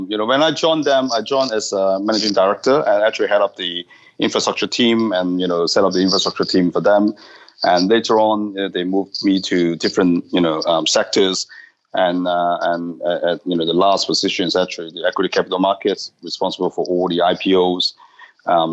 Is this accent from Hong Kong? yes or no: yes; Hong Kong; moved away; I'm from Hong Kong originally